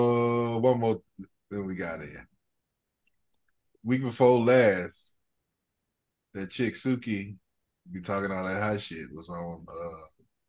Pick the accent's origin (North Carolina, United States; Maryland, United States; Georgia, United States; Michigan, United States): Georgia, United States; Atlanta; I'm from Atlanta, Georgia. Camden Road to be exact.